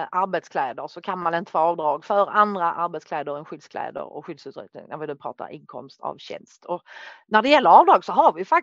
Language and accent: Swedish; Norrland, Sweden; jag är norrlänning